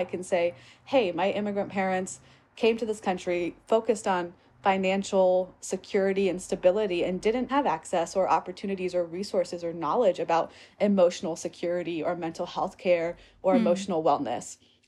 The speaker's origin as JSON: {"language": "English", "region": "Virginia", "country": "United States", "tie": "born there", "said": "So I was born outside of Richmond, Virginia."}